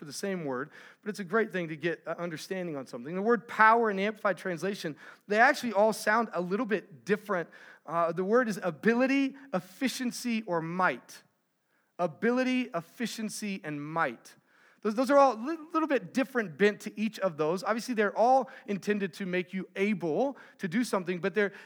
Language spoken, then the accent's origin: English; Texas, United States; I'm from Texas